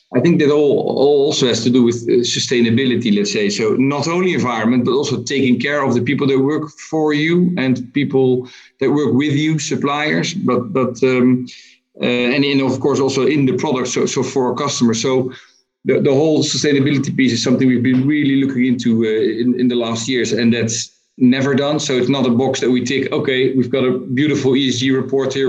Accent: Netherlands; I'm from Holland

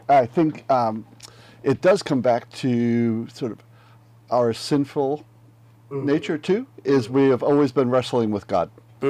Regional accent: United States; as an American pastor.

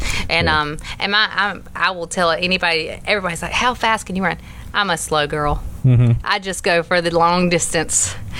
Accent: Hazelhurst, Georgia, United States; I'm from Hazelhurst.

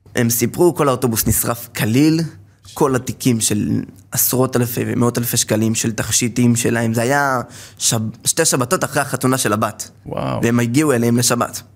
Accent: Safed, Northern District, Israel; נולדתי בצפת, למשפחה של 12 אה, ילדים

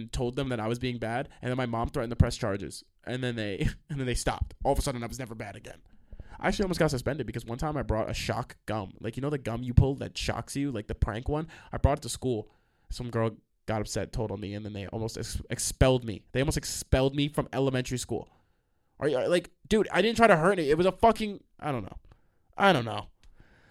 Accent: New York, United States; I'm from New York

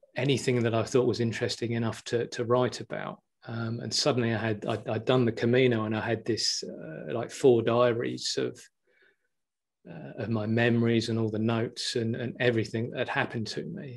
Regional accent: Billingshurst, South East England, United Kingdom; I'm originally from a little village called Billingshurst, which is near Horsham in West Sussex. Uh, I grew up around the South Downs in Sussex.

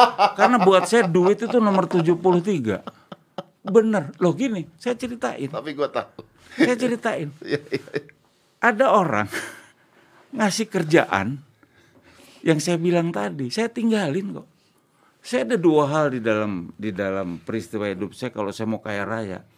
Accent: Java, Indonesia; Saya orang Jawa, saya jarang ngomong.

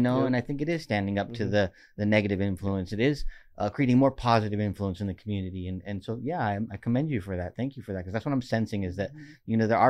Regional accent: Oxnard, California, United States; I mean, homegrown, born and raised in Oxnard.

